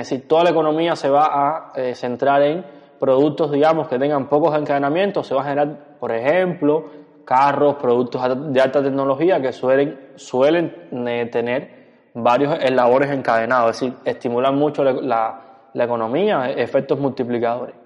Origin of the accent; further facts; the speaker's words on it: Cuba; porque somos cubanos